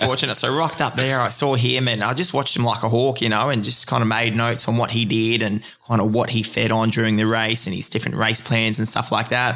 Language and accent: English; Queensland, Australia; being a Queenslander